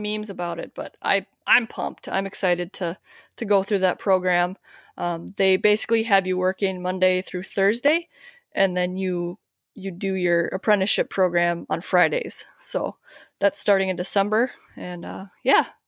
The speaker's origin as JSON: {"language": "English", "region": "Wisconsin", "country": "United States", "tie": "born or raised there", "moved": "as an adult", "said": "I'm actually from Wisconsin. Um, I, we, I grew up right across the border from, uh, the Twin Cities in Minnesota here, but I moved here about ten years ago."}